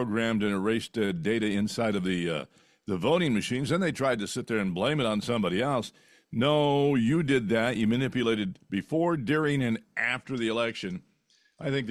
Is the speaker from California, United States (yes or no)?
yes; Fresno, California, United States; moved away; Fresno, where I grew up